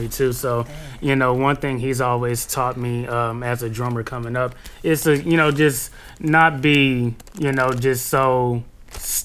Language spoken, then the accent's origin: English; San Antonio, Texas, United States; moved away as an adult; now in Seattle, United States; I'm from San Antonio